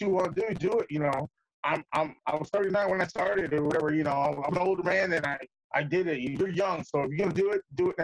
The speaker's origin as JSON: {"language": "English", "town": "New York City", "region": "New York", "country": "United States", "also_born_or_lived": "Puerto Rico", "moved": "yes", "said": "Originally, I'm from the Bronx. I'm from New York or the Bronx."}